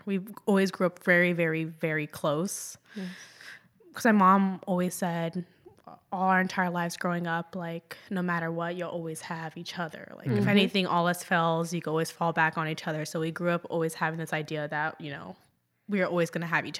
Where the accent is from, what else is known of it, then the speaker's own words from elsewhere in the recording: Jacksonville, Florida, United States; also born or lived in Sicily, Italy; I was born in Jacksonville Beach, Florida.